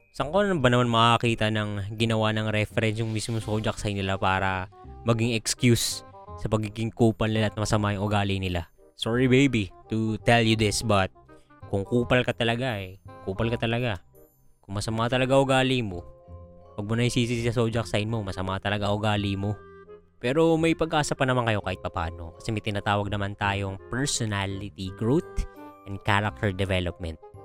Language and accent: Tagalog; Philippines